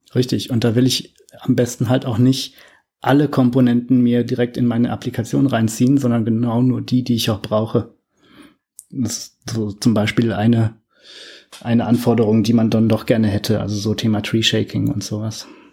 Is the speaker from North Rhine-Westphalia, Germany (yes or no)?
yes; Cologne, North Rhine-Westphalia, Germany; moved away; komme ursprünglich aus Köln